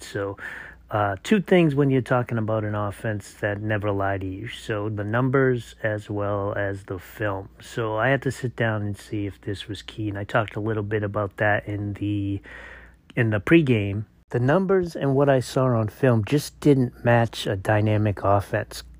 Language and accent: English; Massachusetts, United States; moved away; committing to my home state where I was born and raised, uh, the UMass Minutemen